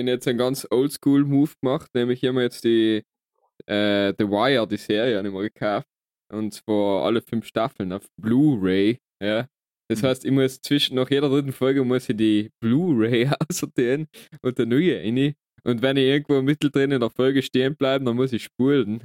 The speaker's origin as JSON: {"language": "German", "area": "South Tyrol", "region": "Trentino-Alto Adige", "country": "Italy", "tie": "born or raised there", "said": "wir haben halt das Glück, da geboren worden zu sein"}